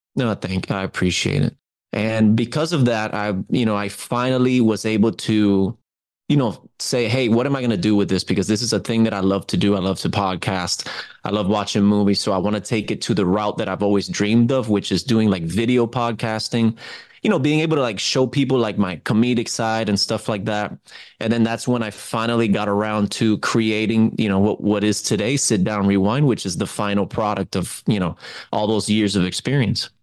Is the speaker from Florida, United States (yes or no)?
yes; Miami, Florida, United States; I was born in Miami